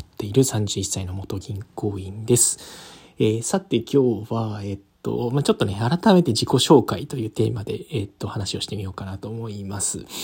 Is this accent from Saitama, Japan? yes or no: no; Yokosuka, Kanagawa, Japan; もともと出身はね、神奈川の横須賀なんですよね。神奈川県横須賀市という、まあ、港町で、えー、生まれ育ちました